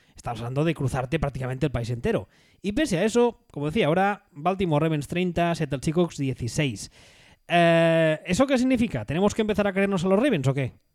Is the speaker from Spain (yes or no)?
yes; Catalonia, Spain; como catalán